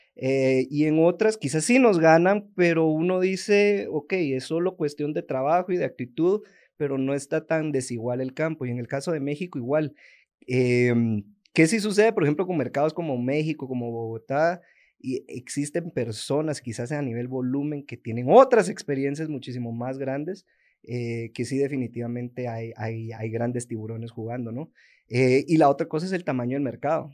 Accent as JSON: {"language": "Spanish", "country": "Guatemala", "said": "todos los emprendedores, sobre todo guatemaltecos o centroamericanos"}